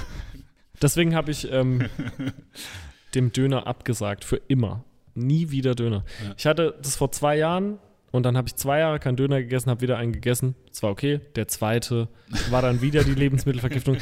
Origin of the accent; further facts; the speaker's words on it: Rhineland-Palatinate, Germany; als Pfälzer Bu